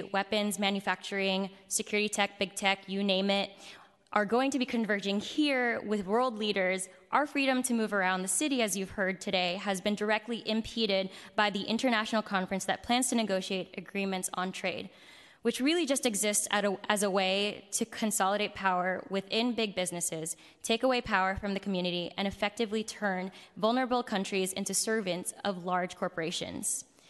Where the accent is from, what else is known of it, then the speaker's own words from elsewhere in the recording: San Francisco, California, United States; As someone who was born and raised in San Francisco by Filipino immigrants, I'm here to express support for Supervisor Chan's resolution regarding APEC as well.